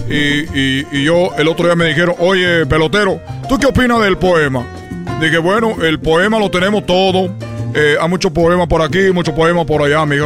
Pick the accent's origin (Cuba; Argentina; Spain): Cuba; now in Los Angeles, United States; Ustedes saben que yo soy de Cuba, que vine a Los Ángeles